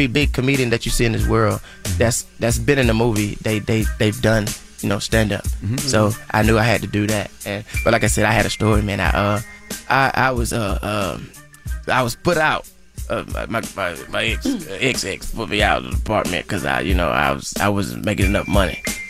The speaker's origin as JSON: {"language": "English", "town": "Atlanta", "region": "Georgia", "country": "United States", "tie": "born or raised there", "said": "For me, I just did my hometown, Atlanta."}